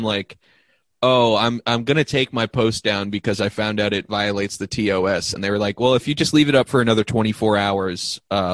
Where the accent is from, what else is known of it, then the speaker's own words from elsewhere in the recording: Boston, Massachusetts, United States; I was born in Boston